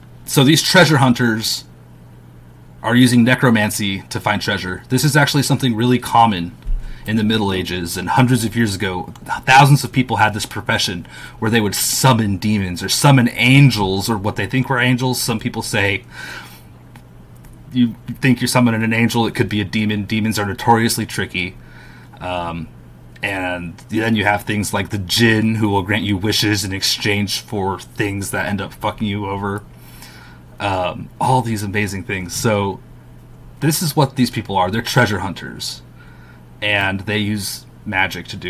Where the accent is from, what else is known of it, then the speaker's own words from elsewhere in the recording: United States; I'm American. I'm going to pronounce it in my American way.